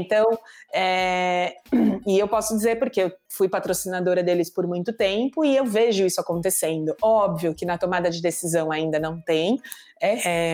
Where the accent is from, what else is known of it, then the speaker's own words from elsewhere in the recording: Brazil; sou brasileira